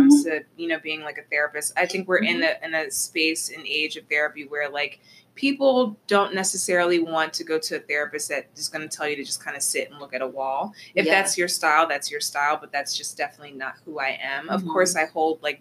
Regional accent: Atlantic City, New Jersey, United States; moved away as an adult; now in Philadelphia, United States; I'm originally from South Jersey. So originally from Atlantic City

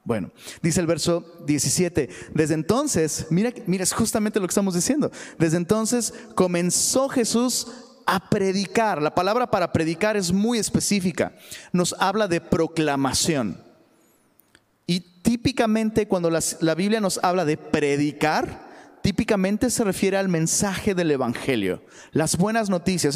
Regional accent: Taxco, Guerrero, Mexico; moved away; allá en, Tasco, de donde soy originario

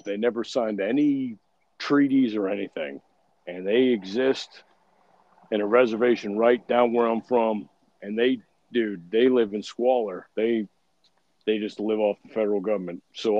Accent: Florida, United States; I grew up in Florida. There's a Seminole Nation just down the street from where I'm from.

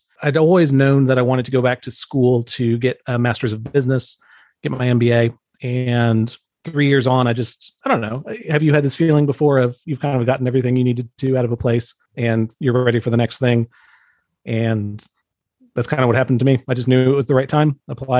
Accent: Atlanta, Georgia, United States; I was born in Atlanta, Georgia, under a full moon.

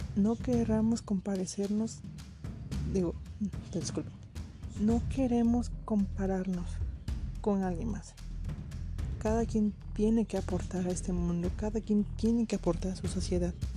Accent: Mexico; como mexicanos

